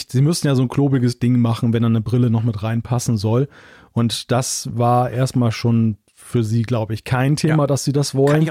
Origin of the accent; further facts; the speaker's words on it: Switzerland; Das sage ich als Schweizer, aber das finde ich.